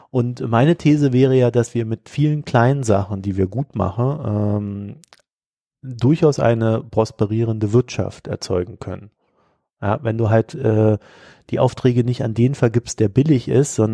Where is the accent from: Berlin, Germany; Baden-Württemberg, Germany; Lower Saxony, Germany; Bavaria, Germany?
Berlin, Germany; born there; Und ich bin ja in Berlin geboren, den Berliner Bürger kenne ich ja ein bisschen